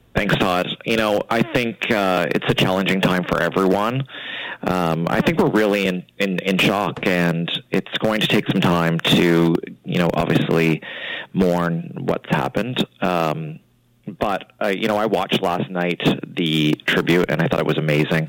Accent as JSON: {"language": "English", "area": "Annapolis Valley", "region": "rural Nova Scotia", "country": "Canada", "tie": "born or raised there", "said": "I grew up in the Annapolis Valley in a small small town"}